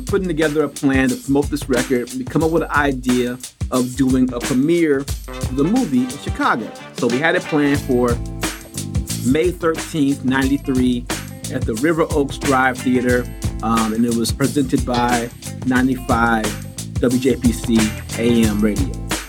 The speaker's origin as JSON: {"language": "English", "country": "Germany", "tie": "born or raised there", "said": "growing up in Germany, I was just sort of removed from a lot of things unless they were mainstream."}